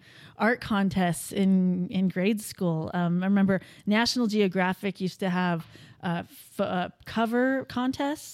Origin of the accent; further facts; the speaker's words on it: Reno, Nevada, United States; born and raised here. Went to the University of Nevada, Reno